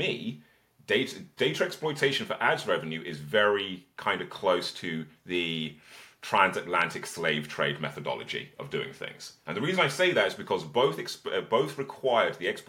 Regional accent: Birmingham, West Midlands, United Kingdom; I was born in Birmingham in the 1980s. I was homeschooled and had a childhood of protests

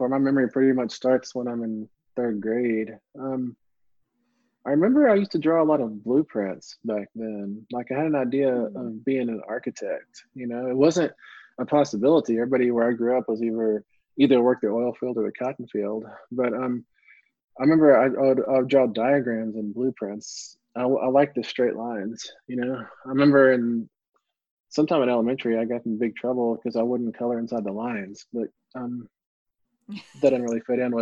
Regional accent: West Texas, United States; growing up in West Texas

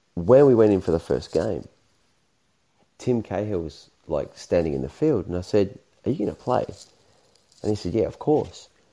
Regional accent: Australia; me being Australian

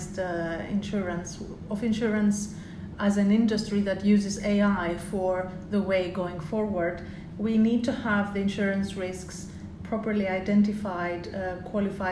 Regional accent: Greece; now in United Kingdom; I'm British, but I'm also originally Greek

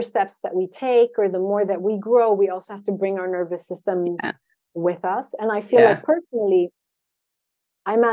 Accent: Sweden; I was born and raised in Sweden.

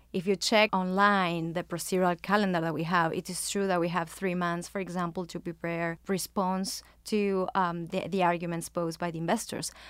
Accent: Argentina; now in New York, United States; I'm originally from Argentina

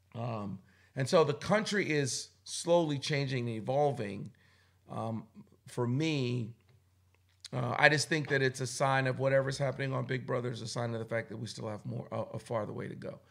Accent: Boston, Massachusetts, United States; also born or lived in Philadelphia, Pennsylvania; I was born in Philly but raised in Boston

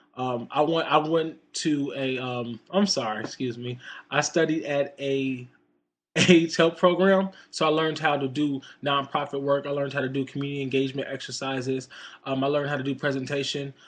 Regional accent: United States; just being an American

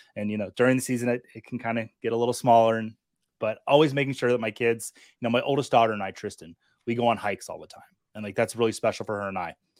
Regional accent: Montana, United States; I grew up in Montana

